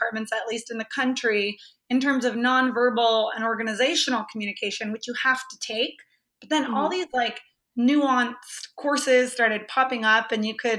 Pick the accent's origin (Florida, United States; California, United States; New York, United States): California, United States; Los Banos; moved away as an adult; also born or lived in San Diego / Los Angeles; I grew up in this really tiny town in Northern California. It's called Los Banos, California.